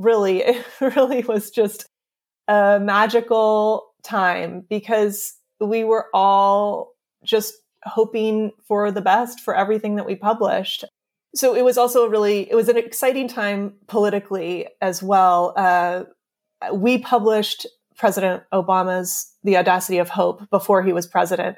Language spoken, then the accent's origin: English; California, United States; also born or lived in New York; now in Pacific Grove, United States; We we're both from California and we actually both, we grew up about 15 minutes away from each other